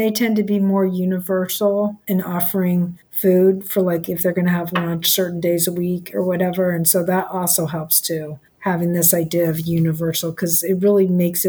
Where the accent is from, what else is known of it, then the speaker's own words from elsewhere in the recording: Los Angeles, California, United States; I grew up in Los Angeles